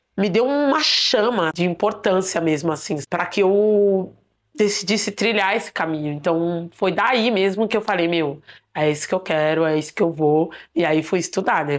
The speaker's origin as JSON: {"language": "Portuguese", "town": "Diadema", "region": "São Paulo", "country": "Brazil", "tie": "born or raised there", "said": "Eu sou de Ademense, Nasci aqui na periferia de São Paulo"}